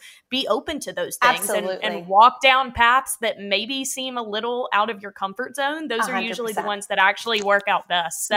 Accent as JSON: {"language": "English", "region": "the South", "country": "United States", "said": "I'm from the South"}